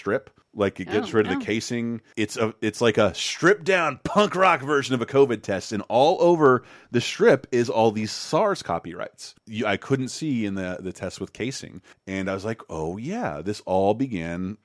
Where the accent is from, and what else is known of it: Tallahassee, Florida, United States; born or raised there